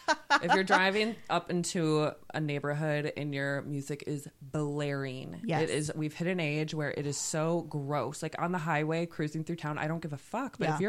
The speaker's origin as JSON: {"language": "English", "region": "Wisconsin", "country": "United States", "said": "we come from Wisconsin"}